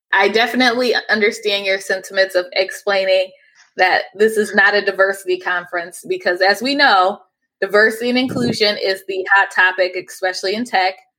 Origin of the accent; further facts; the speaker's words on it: Cleveland, Ohio, United States; Growing up in Cleveland